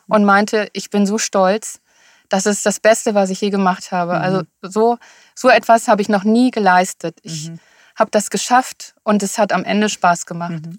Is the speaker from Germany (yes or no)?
yes; Rhineland, Germany; moved away as an adult; also born or lived in Sylt; now in Hamburg, Germany; ich bin eine Rheinländerin